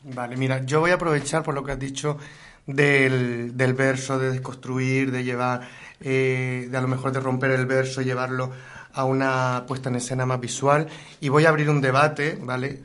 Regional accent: Gáldar, Canary Islands, Spain; la ciudad de Galdar, mi ciudad

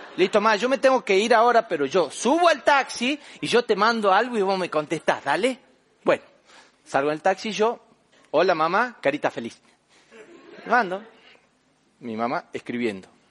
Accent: Famaillá, Tucumán, Argentina; also born or lived in Buenos Aires; en mi pueblo, allá en Famayá, Tucumán, Argentina, yo soy del interior

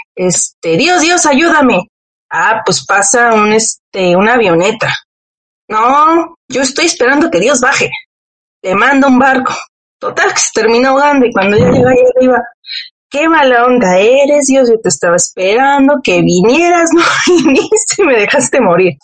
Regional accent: Mexico; como buena mexicana

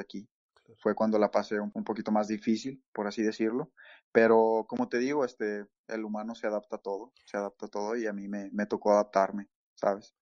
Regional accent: Mexico; moved away as an adult; now in Toronto, Canada; en México, por ejemplo, eh, donde, de donde soy

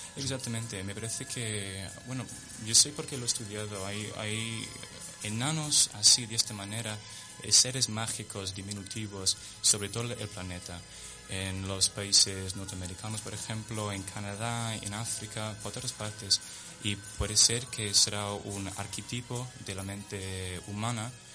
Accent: London, United Kingdom; Spanish is a second language; now in Spain; de Londres, nací en Londres y mis padres en Southampton, en el sur de Inglaterra

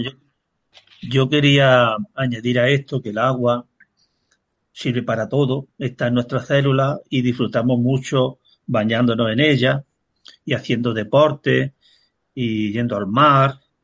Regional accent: Peña, Andalusia, Spain; yo ya nací en el 54 del siglo pasado y conocí las lluvias de los años 60, cómo venían los ríos, las inundaciones que había, aquel exceso de agua, porque en mi pueblo, que es Peña

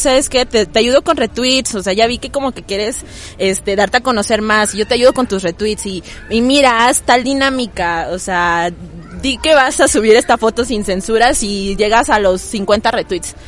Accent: Tuxtla Gutiérrez, Chiapas, Mexico; soy de Tuxtla, allá vivo desde que nací

